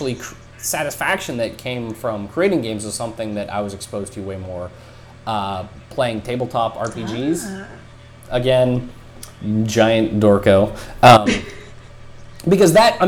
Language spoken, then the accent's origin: English; Wyoming, United States; growing up in Wyoming, like there's only one high school in my town